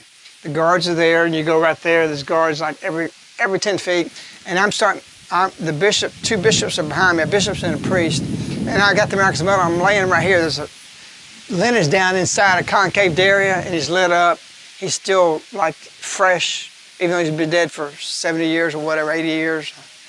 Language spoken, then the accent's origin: English; England, United Kingdom; They find out I'm English. So he rushes me to the other side of the train.